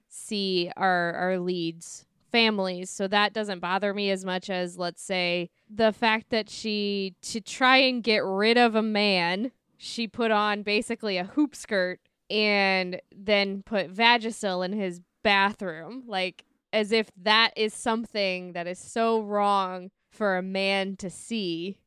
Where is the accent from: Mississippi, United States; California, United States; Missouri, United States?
Missouri, United States; St. Louis; I'm from Saint Louis